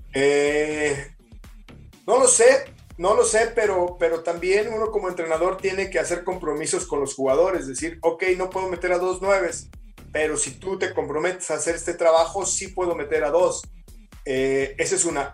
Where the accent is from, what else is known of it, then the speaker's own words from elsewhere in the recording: Mexico; como mexicano